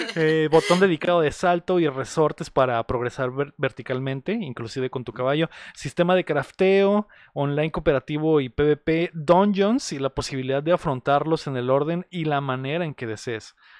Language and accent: Spanish; Mexicali, Baja California, Mexico; nosotros que somos de Baja California